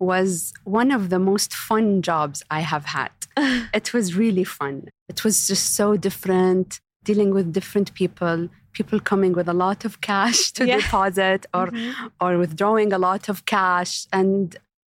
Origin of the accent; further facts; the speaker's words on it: Riyadh, Riyadh Province, Saudi Arabia; I was born and raised in Saudi, in Riyadh specifically